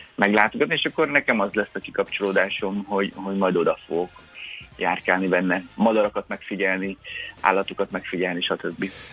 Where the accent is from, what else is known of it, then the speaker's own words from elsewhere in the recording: Hungary; mi magyarok